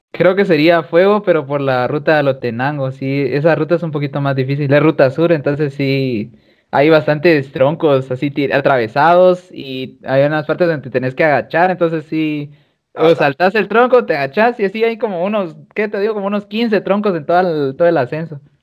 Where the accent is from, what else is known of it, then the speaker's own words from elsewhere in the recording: Guatemala; como guatemalteco